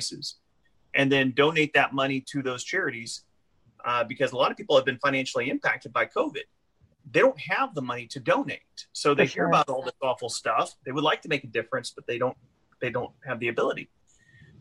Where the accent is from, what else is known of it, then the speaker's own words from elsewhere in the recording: Lake Charles, Louisiana, United States; my hometown here in Lake Charles.